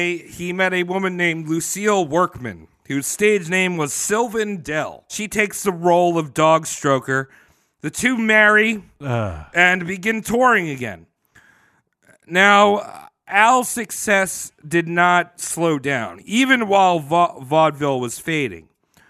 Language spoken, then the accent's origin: English; New Zealand; As a Kiwi, I sucked.